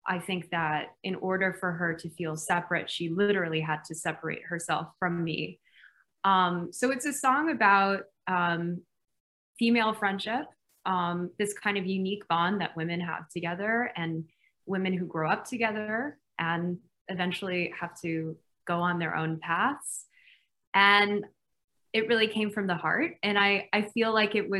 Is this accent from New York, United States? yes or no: yes; New York City, New York, United States; I grew up in Brooklyn, New York.